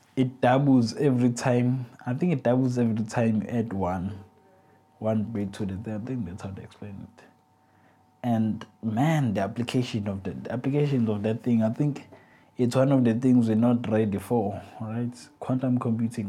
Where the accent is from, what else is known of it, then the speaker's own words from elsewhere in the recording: South Africa; I'm a South African man